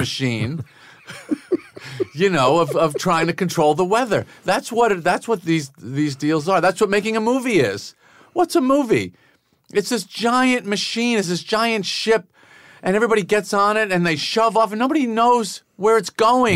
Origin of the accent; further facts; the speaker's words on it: Massapequa, New York, United States; growing up in Massapequa